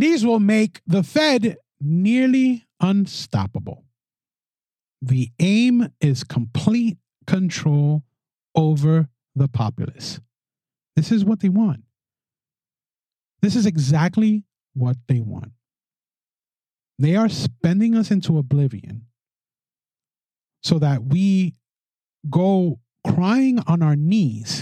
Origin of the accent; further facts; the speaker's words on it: New York City, New York, United States; my hometown of the Bronx